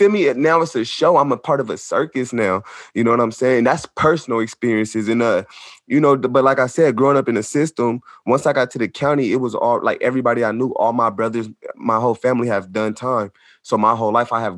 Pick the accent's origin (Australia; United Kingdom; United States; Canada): United States; Sacramento, California; also born or lived in Long Beach, California; I'm from Sacramento, California, born in Long Beach, California, though